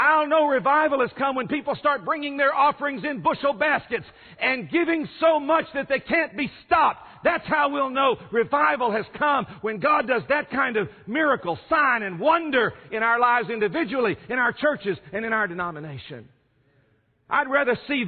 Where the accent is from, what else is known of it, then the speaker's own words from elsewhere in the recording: San Francisco Bay Area, California, United States; I'm from California in the San Francisco Bay Area